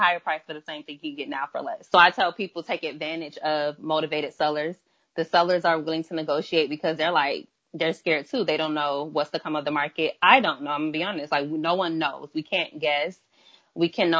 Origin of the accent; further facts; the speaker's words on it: Miami, Florida, United States; now in Atlanta, United States; I am originally from Miami, Florida, but I am based in Atlanta, Georgia at the time.